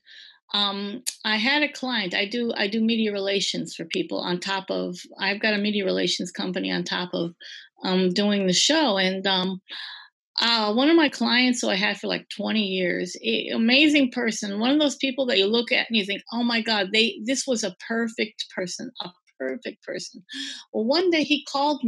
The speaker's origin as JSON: {"language": "English", "town": "Green Bay", "region": "Wisconsin", "country": "United States", "also_born_or_lived": "Midwest", "said": "I'm from Green Bay"}